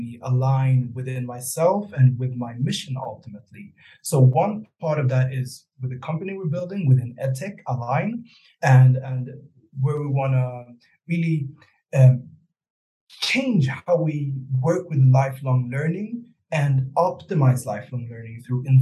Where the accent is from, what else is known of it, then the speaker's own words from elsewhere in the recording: Sweden; moved away as an adult; also born or lived in Rwanda; now in Kigali, Rwanda; I'm born and raised in Sweden